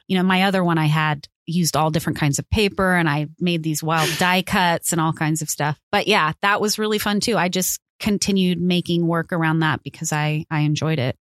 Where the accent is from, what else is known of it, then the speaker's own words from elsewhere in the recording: California, United States; I'm from California. We have mountains